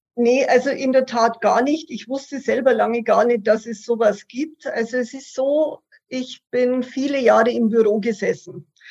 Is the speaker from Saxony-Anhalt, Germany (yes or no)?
no; Passau, Bavaria, Germany; now in Munich, Germany; ich komme gebürtig aus Passau und wohne seit über 25